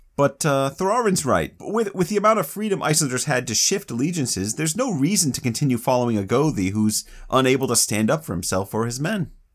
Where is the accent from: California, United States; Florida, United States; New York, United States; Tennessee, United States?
Florida, United States; I grew up in Florida